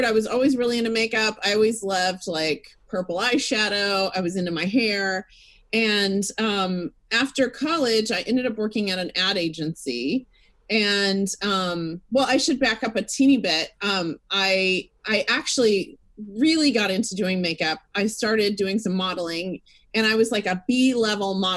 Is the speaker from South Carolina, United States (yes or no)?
no; Fort Worth, Texas, United States; I grew up in Texas, in Fort Worth, Texas.